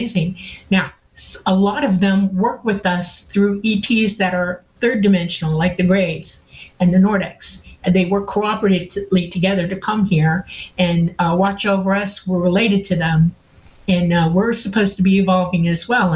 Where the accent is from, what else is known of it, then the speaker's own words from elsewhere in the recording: Miami, Florida, United States; I grew up mostly in Miami